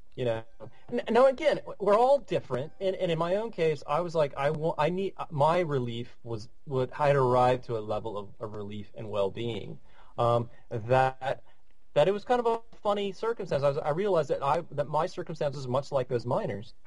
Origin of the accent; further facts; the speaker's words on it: United States; average uh, middle class white American guy